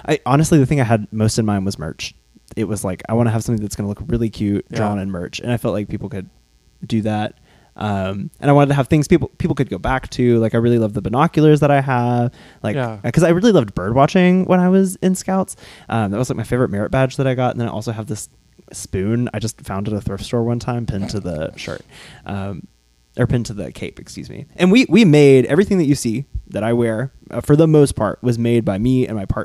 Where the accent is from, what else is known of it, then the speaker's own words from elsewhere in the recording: Birmingham, Alabama, United States; I am from Birmingham, Alabama.